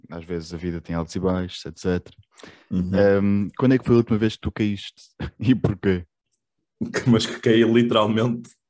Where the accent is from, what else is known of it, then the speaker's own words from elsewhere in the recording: Vila Nova de Gaia, Norte, Portugal; De Gaia. De Gaia. Vila Nova de Gaia, exatamente.